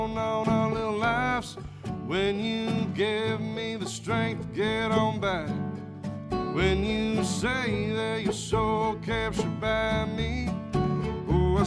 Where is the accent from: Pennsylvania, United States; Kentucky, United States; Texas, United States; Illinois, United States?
Kentucky, United States; near Renfro Valley; I grew up really near Renfro Valley, in the Renfro Valley Entertainment Center, so I went there a lot as a kid